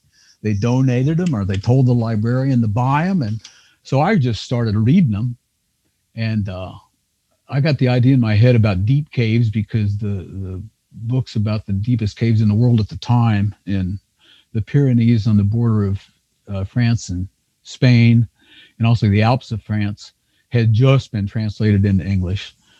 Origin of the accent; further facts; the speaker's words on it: Kentucky, United States; where I grew up in Northern Kentucky, I know there's caves on farms that were neighbors that I don't think anybody's explored.